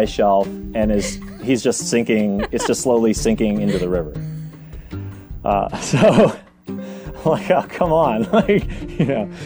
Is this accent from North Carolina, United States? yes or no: no; New Hampshire, United States; growing up in New Hampshire